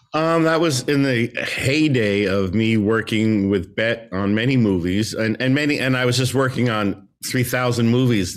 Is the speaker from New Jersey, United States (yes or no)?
yes; New Jersey, United States; that's my home state. So maybe they sensed, you know, hometown boy